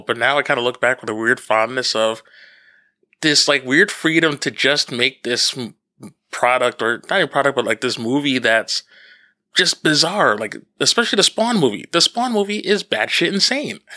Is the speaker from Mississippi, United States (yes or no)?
no; Northeastern New Jersey, United States; now in Long Island, United States; where I grew up in New Jersey